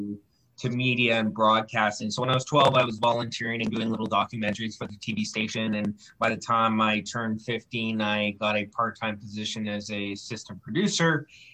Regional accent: Campbell River, British Columbia, Canada; I grew up in Campbell River for most of my adolescent life on the Humalco Reserve, which is just on the outskirts of Campbell River by the airport. And I went to school there.

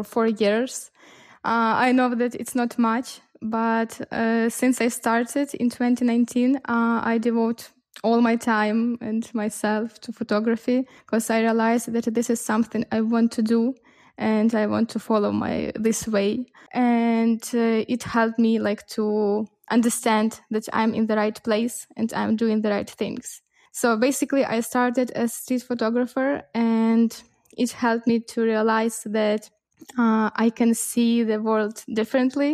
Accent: Lviv, Lviv Oblast, Ukraine; I'm from western part of Ukraine. I'm from Lviv.

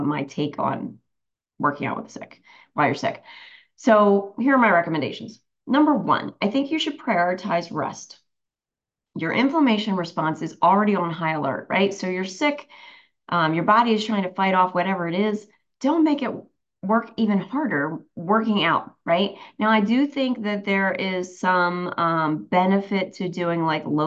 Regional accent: New Jersey, United States; I'm from Jersey

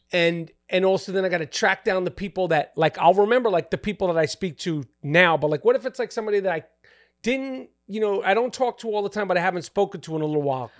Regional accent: New York City, New York, United States; I grew up in New York City

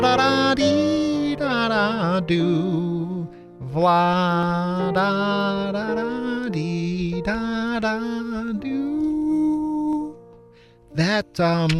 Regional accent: Chicago, Illinois, United States; I'm from the South Side of Chicago.

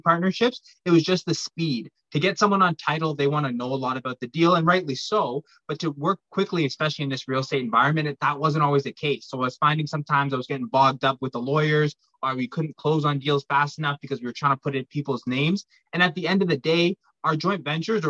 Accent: Pickering, Ontario, Canada; born and raised in Pickering, Ontario, just outside of Toronto.

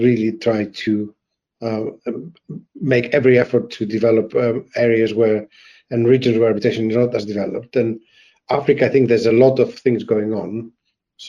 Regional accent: Greece; moved away as an adult; also born or lived in France / Germany / Ukraine / Poland; now in England, United Kingdom; I'm Greek by birth and nationality, and I have been outside Greece for the last 32 years.

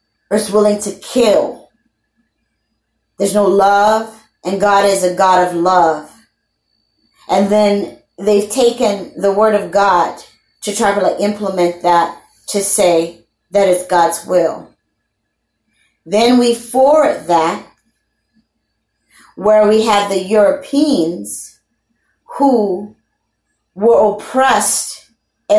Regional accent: Louisiana, United States; I'm a Creole. I'm from Louisiana

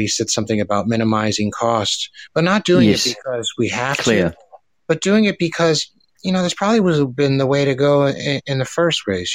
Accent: Woodbridge, Virginia, United States; I'm from Virginia, United States. Woodbridge, Virginia

